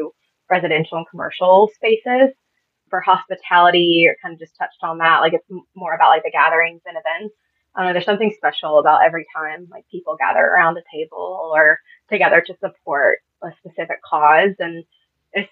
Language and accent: English; Augusta, Georgia, United States; I was born and raised in Augusta, Georgia